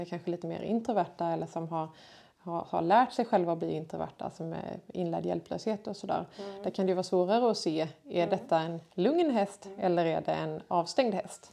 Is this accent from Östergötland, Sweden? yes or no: no; Kungsbacka, Halland County, Sweden; jag är född och uppvuxen här i Kungsbacka